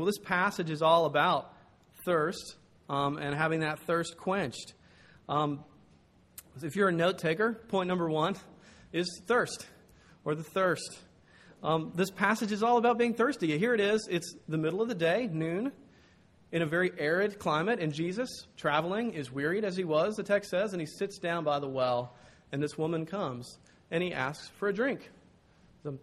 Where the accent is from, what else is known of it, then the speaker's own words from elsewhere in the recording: the South, United States; I'm from the South.